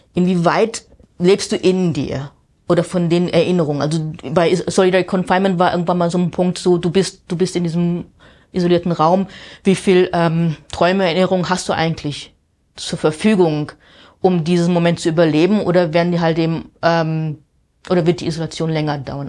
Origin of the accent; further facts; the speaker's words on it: Wiesbaden, Hesse, Germany; moved away as an adult; also born or lived in Amsterdam; now in New York, United States; ich bin in Wiesbaden aufgewachsen